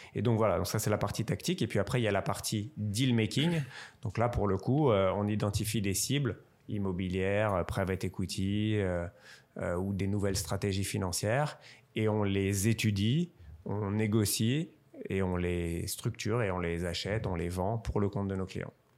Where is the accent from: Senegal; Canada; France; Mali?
France; Strasbourg, Grand Est; je suis originaire de Strasbourg